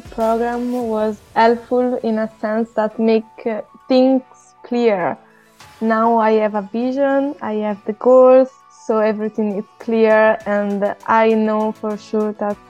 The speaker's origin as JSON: {"language": "English", "country": "Italy", "said": "I'm from Italy, as you can hear, of course."}